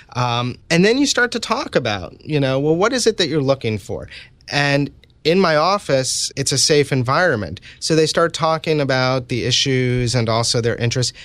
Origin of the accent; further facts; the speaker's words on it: New York City, New York, United States; I was, uh, born and raised in New York City